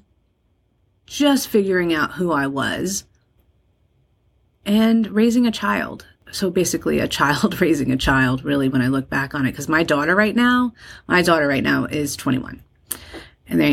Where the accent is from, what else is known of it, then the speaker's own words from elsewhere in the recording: Colonia, New Jersey, United States; also born or lived in Dallas, Texas; I was raised in New Jersey